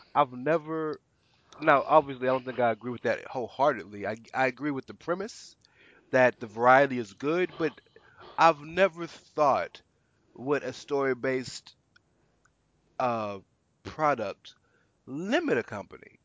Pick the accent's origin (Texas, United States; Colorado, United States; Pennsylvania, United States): Texas, United States; Houston; I'm from the South, and he, I'm from Houston, Texas